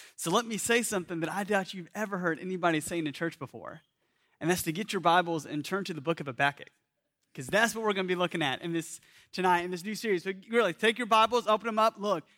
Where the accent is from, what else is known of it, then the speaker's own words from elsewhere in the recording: Atlanta, Georgia, United States; I grew up in Atlanta